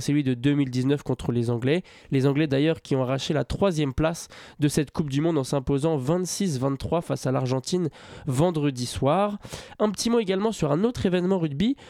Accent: France; en tant que Français

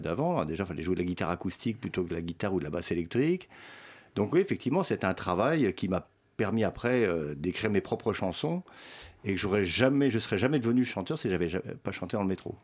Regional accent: France; first language Swedish; French is a second language; also born or lived in Sweden / Berlin; le suédois est ma langue maternelle. Mais j'ai quand même, je suis né en Suède et euh, d'une mère suédoise. Euh, mais j'ai quand même fait toute ma scolarité en France

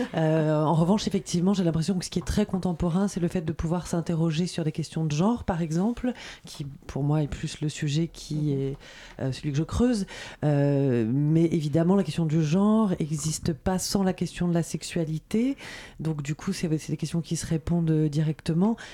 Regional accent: Corsica, France; je suis corse

